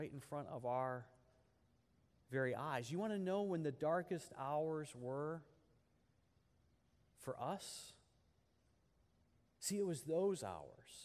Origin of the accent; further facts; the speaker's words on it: United States; us as American Christians